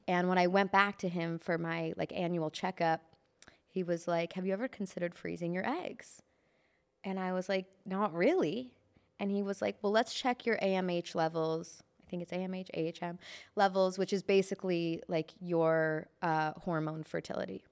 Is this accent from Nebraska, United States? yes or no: no; Chicago, Illinois, United States; moved away as an adult; now in Los Angeles, United States; I moved here from Chicago in twenty thirteen